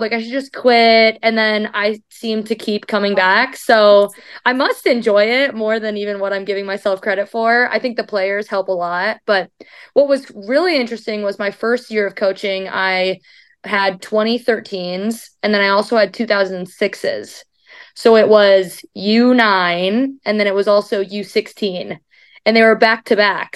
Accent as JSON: {"language": "English", "region": "Iowa", "country": "United States", "tie": "born or raised there", "moved": "as an adult", "lives_now": "Louisville, United States", "said": "Iowa is my hometown"}